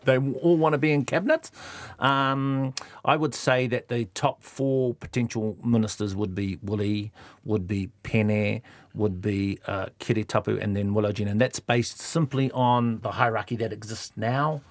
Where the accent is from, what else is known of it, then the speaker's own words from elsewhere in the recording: Eastern Bay of Plenty, New Zealand; I was brought up in the Eastern Bay Plenty